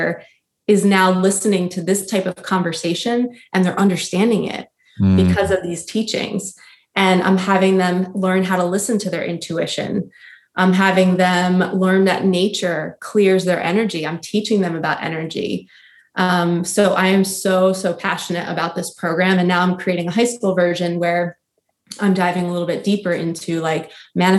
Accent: New Jersey, United States; we grew up in New Jersey

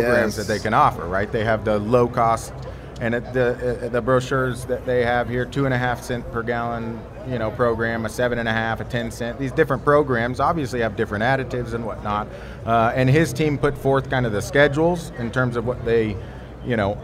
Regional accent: Texas, United States; From Texas

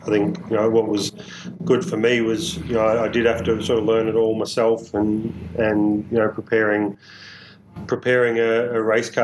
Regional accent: Newborough, Victoria, Australia; we grew up in Latrobe Valley, so yep. Newborough

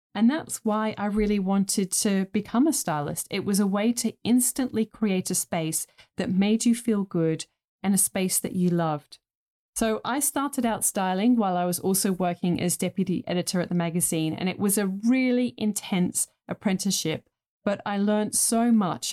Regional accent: England, United Kingdom; I grew up in England in the nineteen eighties

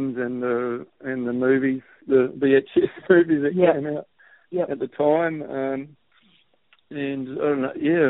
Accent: Gisborne, New Zealand; also born or lived in Hamilton; We grew up in Gisborne. I was actually born in Hamilton

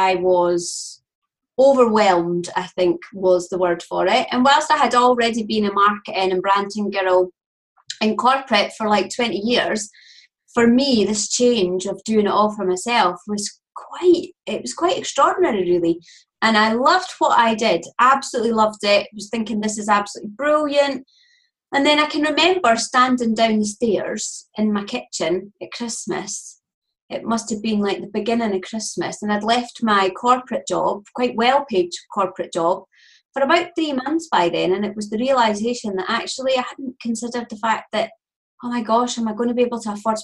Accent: Scotland, United Kingdom; accent: Scottish; I am Scottish. You can hear that straight away

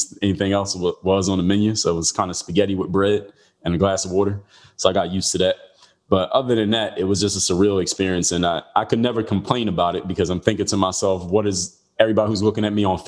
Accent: Philadelphia, Pennsylvania, United States; I'm from Philadelphia.

